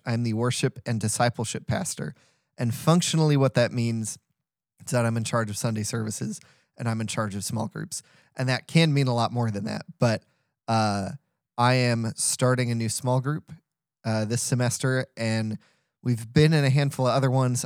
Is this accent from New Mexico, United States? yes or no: no; St. Louis, Missouri, United States; I'm from St. Louis